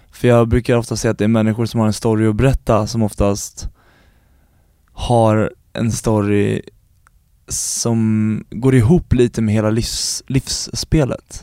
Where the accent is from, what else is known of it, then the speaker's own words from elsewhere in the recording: Stora Sundby, Södermanland, Sweden; Jag är uppvuxen utanför Eskilstuna, i Stora Sundby heter det